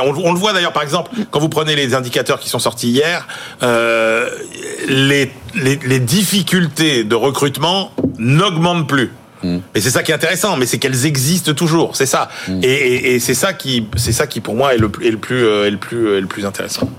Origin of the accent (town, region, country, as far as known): France